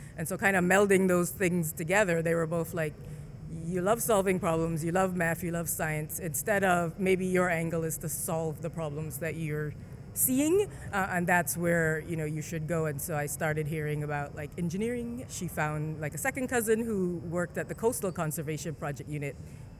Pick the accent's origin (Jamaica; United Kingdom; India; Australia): Jamaica; also born or lived in St. Vincent / Barbados; I was born in Jamaica. I grew up in first Jamaica, then St. Vincent, and then I spent most of my schooling years through high school in Barbados, and then I finished up high school in Jamaica. So I say I'm from the Caribbean, but mostly Jamaica.